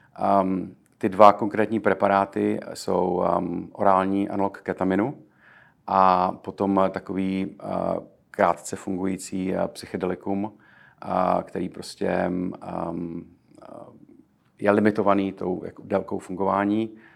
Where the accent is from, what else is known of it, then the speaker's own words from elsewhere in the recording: Czechia; moved away as an adult; now in New York, United States; jsme Češi. Eh, Češi, kteří přišli sem přímo z Česka